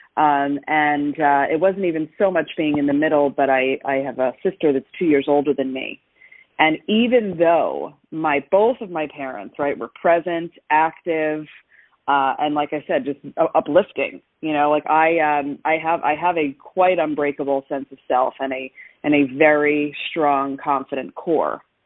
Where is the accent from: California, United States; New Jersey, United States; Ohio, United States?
New Jersey, United States; now in Florida, United States; I grew up in New Jersey